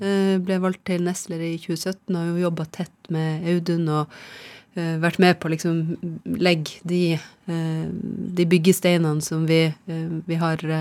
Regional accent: Nesseby, Finnmark, Norway; moved away as an adult; also born or lived in Rana, Nordland / Rognan, Nordland; now in Nittedal, Norway; Jeg er født i Rana, Nordland. Ja. Og så har jeg vokst opp mesteparten eh, av eh, oppveksten i, i Finnmark, ja. i Nesseby

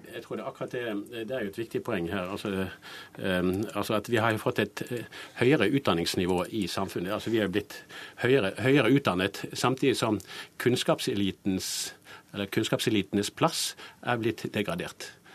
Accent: Bergen, Vestland, Norway; now in Oslo, Norway; Jeg syns jo det er fint å komme fra Bergen, og det er fint å dra derfra

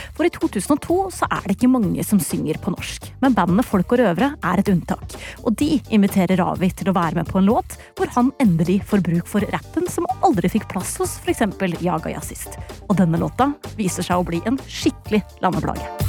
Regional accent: Larvik, Vestfold, Norway; min hjemby Larvik

